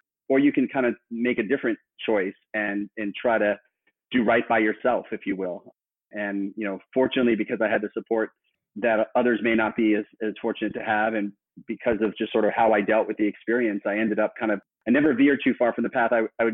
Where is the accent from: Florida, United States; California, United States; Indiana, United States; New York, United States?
Florida, United States; Miami; I was born in Miami, where I grew up through high school